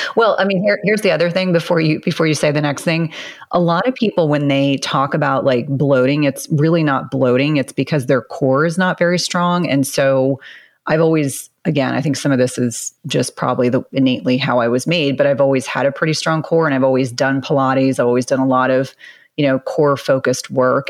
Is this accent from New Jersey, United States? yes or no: yes; New Jersey, United States; I grew up in New Jersey, and so my mom really prioritized taking me to Broadway